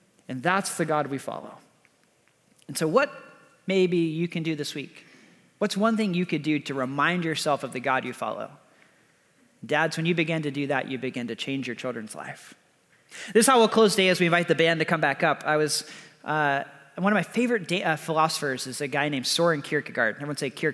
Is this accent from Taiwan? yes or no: no; Texas, United States; I'm from Texas.